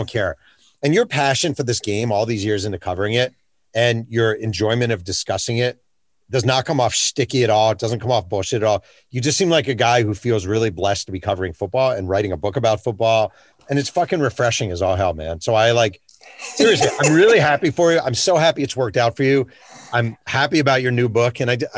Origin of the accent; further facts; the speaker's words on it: Mahopac, New York, United States; my hometown of Mayo Pack, New York